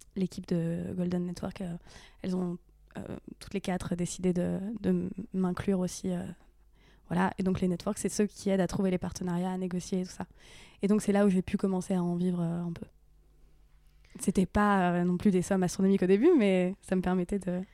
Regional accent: Bichancourt, Hauts-de-France, France; moved away; j'ai grandi en Picardie, dans un petit village

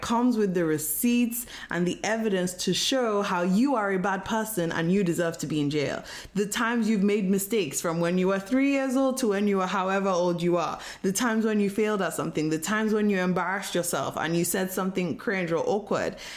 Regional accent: Nigeria; I was born and raised in Nigeria

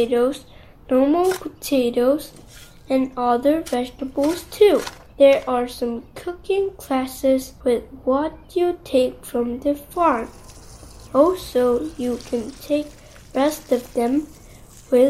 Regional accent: South Korea; 6 years old. I'm from South Korea.

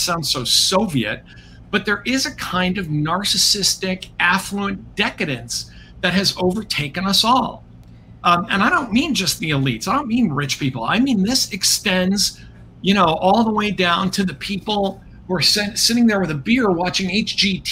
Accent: United States; as an American

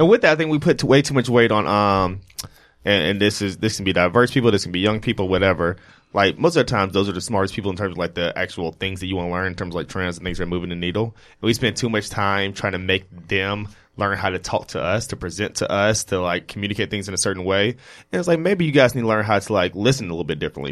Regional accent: Jackson, Mississippi, United States; now in New York, United States; growing up from, like, Jackson

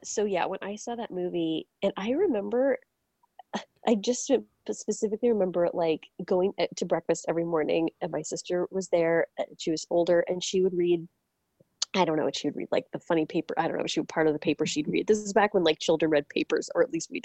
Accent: Orange County, California, United States; I grew up in Orange County near where there used to be a Air Force Base, the El Toro Air Force Base.

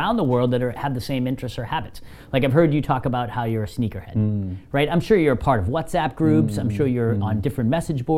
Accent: Boston, Massachusetts, United States; moved away; I am from the Boston area

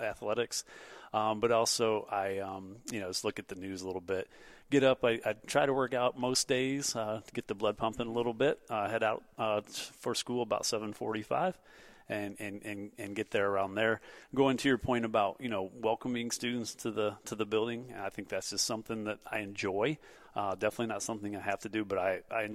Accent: Northwest Ohio, United States; also born or lived in Toledo, Ohio / Perrysburg, Ohio; I'm originally from Northwest Ohio. I graduated from Otsego High School

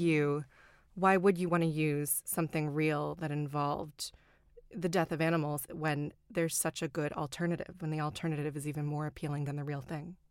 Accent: the South, United States; moved away; I grew up in the South

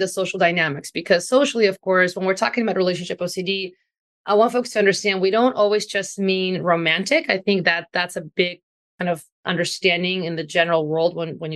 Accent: Ukraine; moved away; I'm also from Ukraine originally

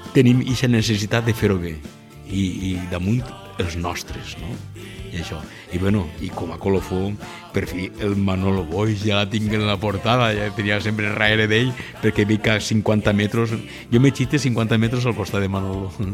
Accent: L'Alcúdia, Valencian Community, Spain; el meu poble, l'Alcúdia

